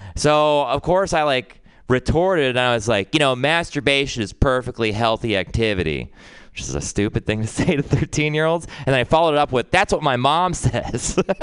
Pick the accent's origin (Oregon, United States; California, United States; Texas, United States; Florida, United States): Texas, United States; growing up in Texas